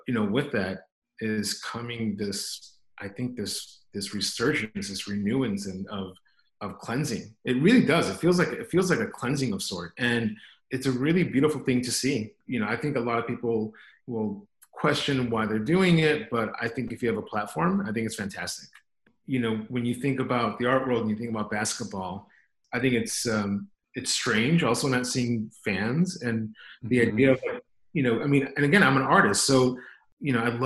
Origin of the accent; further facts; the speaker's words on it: Chicago, Illinois, United States; I'm an artist born and raised in Chicago in Brighton Park